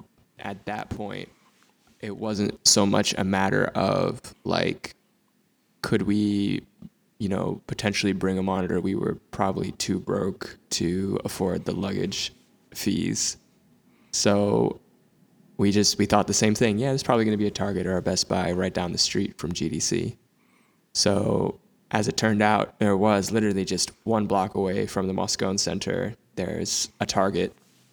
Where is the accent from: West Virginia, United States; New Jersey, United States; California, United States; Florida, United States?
New Jersey, United States; Princeton; Yeah, so Princeton, it's a nice area. Like I'm not gonna front, like, you know, it's a lot of suburbs